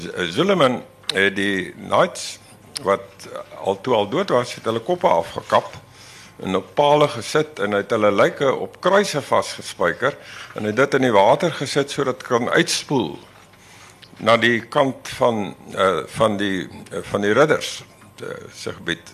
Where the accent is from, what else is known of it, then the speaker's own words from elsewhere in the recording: Laingsburg, Western Cape, South Africa; moved away; Ek kom van Lensburg, van Middelplaas. En ek daar was 12 kinders in matriek